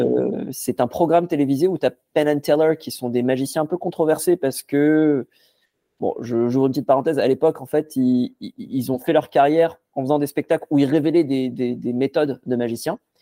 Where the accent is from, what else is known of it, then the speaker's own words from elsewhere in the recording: Casablanca, Casablanca-Settat, Morocco; j'ai grandi, j'ai grandi à Casablanca au Maroc